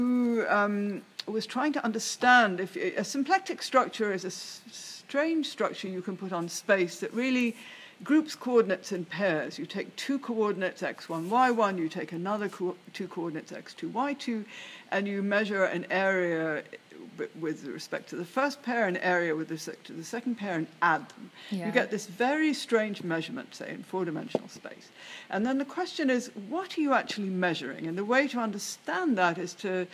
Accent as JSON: {"language": "English", "town": "Edinburgh", "region": "Scotland", "country": "United Kingdom", "tie": "born or raised there", "also_born_or_lived": "London / Cambridge", "moved": "as an adult", "said": "I was born in London and grew up in Edinburgh, where I spent the first 20 years or so of my life."}